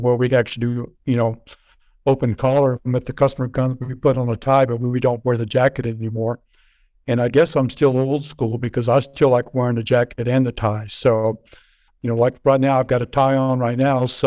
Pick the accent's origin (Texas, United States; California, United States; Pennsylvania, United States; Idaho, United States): Texas, United States; Lubbock; I grew up in Lubbock, Texas, which is a very cowboy type